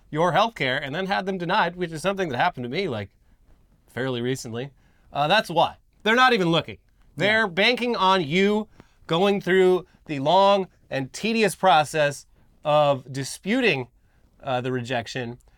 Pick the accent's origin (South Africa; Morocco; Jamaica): South Africa; now in United States; I am a South African MAGA preacher.